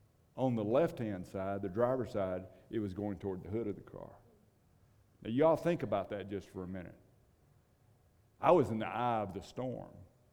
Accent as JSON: {"language": "English", "region": "Kansas", "country": "United States", "said": "and I came from one of those states. You remember where Dorothy is? She's still flying somewhere. We came from Kansas, and it's one of those bad states."}